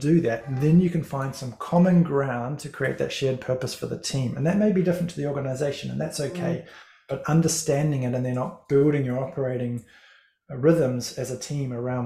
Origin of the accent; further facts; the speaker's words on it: Christchurch, Canterbury, New Zealand; moved away as an adult; also born or lived in Levin, New Zealand; now in Northland, New Zealand; I'm originally from Christchurch, although I was born in Levin, not too far from where you are, but you know, back from 0 to 1, and then grew up in Christchurch